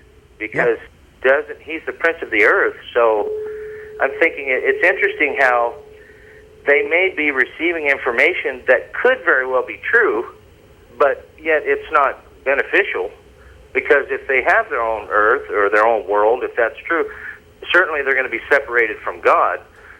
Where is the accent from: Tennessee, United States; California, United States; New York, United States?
California, United States; Southern; moved away; And I'm from Southern California.